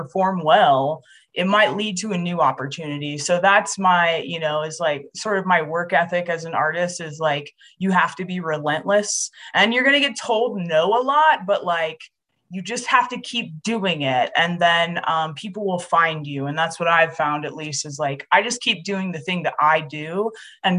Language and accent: English; Oregon, United States; I grew up in Oregon, and that's where my tribe is also from